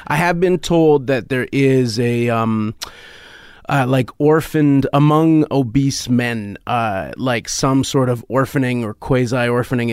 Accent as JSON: {"language": "English", "country": "Canada", "said": "as a Canadian"}